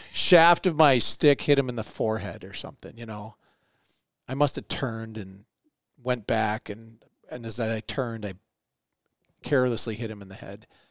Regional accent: Minneapolis, Minnesota, United States; We went to school on the north side

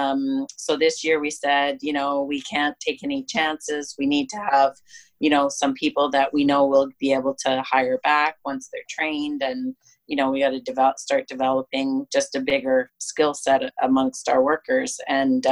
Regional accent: Kelowna, British Columbia, Canada; I grew up on the Sperling Vineyard in Kelowna

